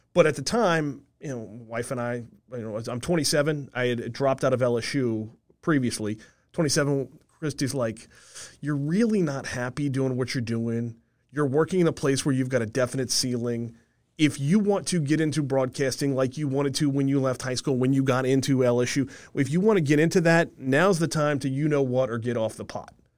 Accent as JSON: {"language": "English", "town": "Covington", "region": "Louisiana", "country": "United States", "tie": "born or raised there", "said": "growing up in Covington, I listened to W W L my whole life"}